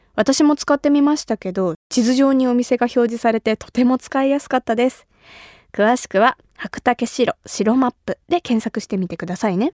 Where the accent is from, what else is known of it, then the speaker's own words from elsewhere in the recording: Kumamoto, Japan; 私が生まれ育った熊本